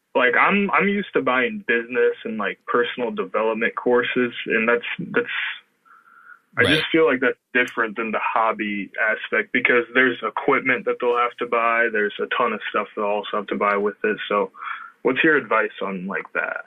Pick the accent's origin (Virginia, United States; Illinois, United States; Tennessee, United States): Illinois, United States; I'm from Illinois.